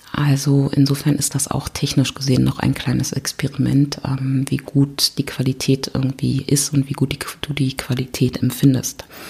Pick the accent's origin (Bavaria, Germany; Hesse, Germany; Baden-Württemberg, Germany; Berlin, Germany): Berlin, Germany; ich komme aus Berlin